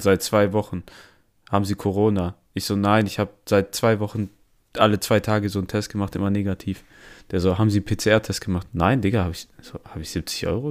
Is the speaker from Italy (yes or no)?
yes; Italy; wir sind Italiener